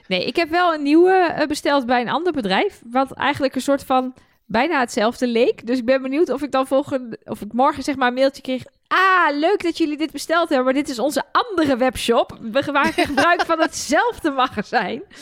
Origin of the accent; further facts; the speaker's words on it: Twente, Overijssel, Netherlands; ik kom uit Twente.